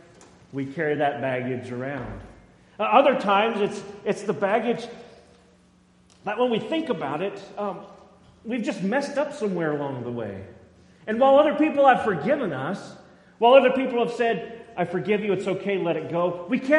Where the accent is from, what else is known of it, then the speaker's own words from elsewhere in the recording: Boise, Idaho, United States; also born or lived in McCall; growing up in Boise